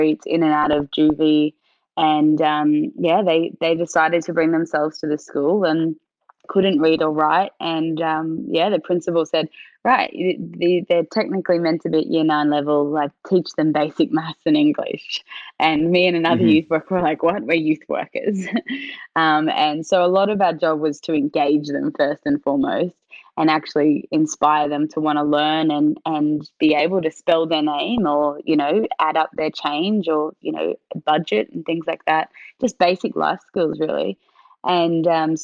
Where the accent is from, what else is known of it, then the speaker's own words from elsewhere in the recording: Queensland, Australia; Queensland, where I grew up